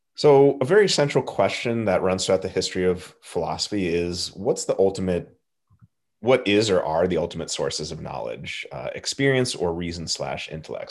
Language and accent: English; Southern California, United States; I grew up in Southern California.